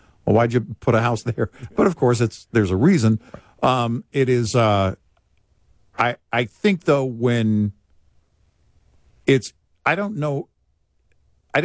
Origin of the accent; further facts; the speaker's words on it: Texas, United States; growing up in Texas